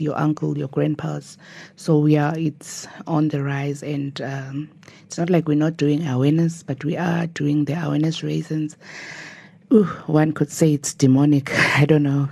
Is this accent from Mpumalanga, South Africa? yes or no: yes; Nelspruit, Mpumalanga, South Africa; born and bred in Nelspruit